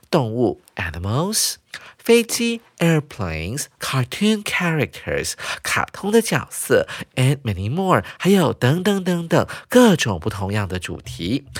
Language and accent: Chinese; Taiwan; 对我们台湾人还有中国人来讲呢，大概是十天到半个月这么长